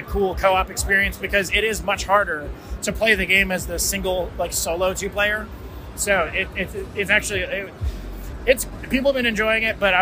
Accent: New Mexico, United States; I'm from New Mexico.

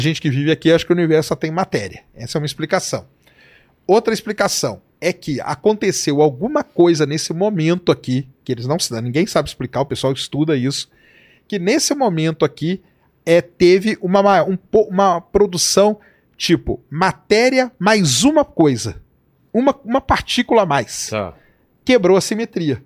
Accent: Londrina, Paraná, Brazil; lá em Londrina, que é minha terra, lá é terra roxa

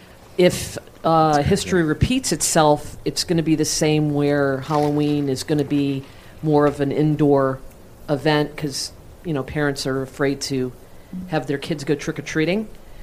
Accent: Ireland; And actually, I'm Irish and I'm a drinker.

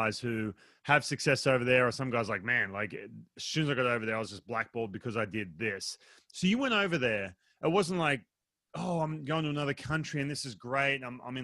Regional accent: Australia; I'm from Australia.

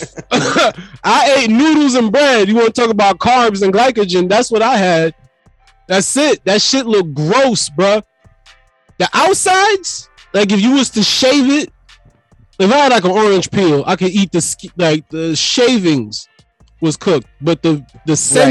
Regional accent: Jamaica; I'm Jamaican

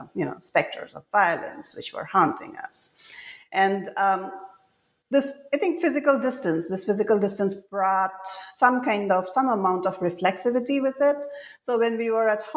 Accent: Assam, India; moved away as an adult; when I was growing up in Assam, and most of I grew up here during the conflict years, and then I spent most of my adult life away from home

